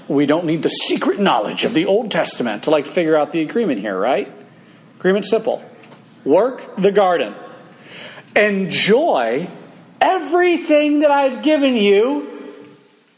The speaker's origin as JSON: {"language": "English", "country": "United States", "tie": "born or raised there", "said": "I grew up in America, land of the free, home of the brave, and the fried chicken"}